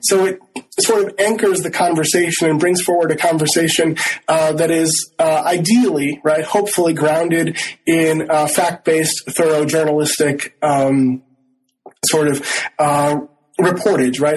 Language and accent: English; Rochester, Minnesota, United States; born or raised there; also born or lived in Northfield, Minnesota